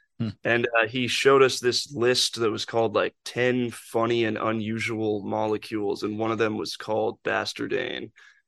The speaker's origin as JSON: {"language": "English", "town": "Seattle", "region": "Washington", "country": "United States", "tie": "born or raised there", "moved": "as an adult", "said": "Yeah, I grew up in Seattle and then moved to Savannah when I was 18 to go to school."}